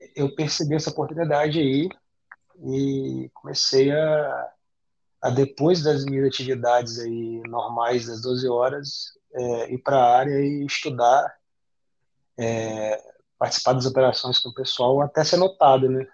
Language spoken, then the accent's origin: Portuguese; Campos dos Goytacazes, Rio de Janeiro, Brazil; eu, eu venho de, de Campos, né, Campos do Goitacazes, que é o interior do Rio, norte do estado do Rio